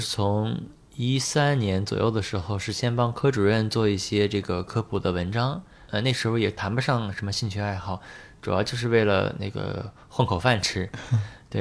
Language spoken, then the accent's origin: Chinese; Beijing, China; moved away as an adult; now in Shanghai, China; 后面我是在北京肿瘤医院工作了，有从一四年到二零年工作了六年